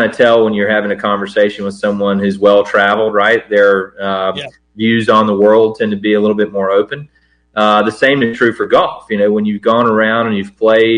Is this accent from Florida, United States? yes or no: yes; Havana, Florida, United States; I grew up over in Havana